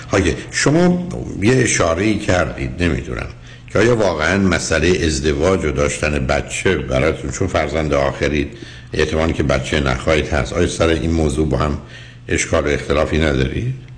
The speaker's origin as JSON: {"language": "Persian", "town": "Shiraz", "region": "Fars", "country": "Iran", "said": "ما شیرازی ها میزنیم"}